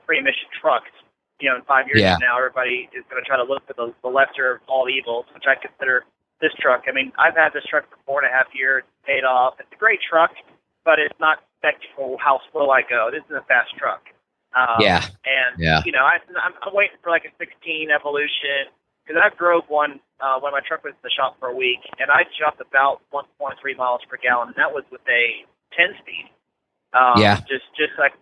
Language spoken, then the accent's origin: English; Dallas, Texas, United States; I'm from Dallas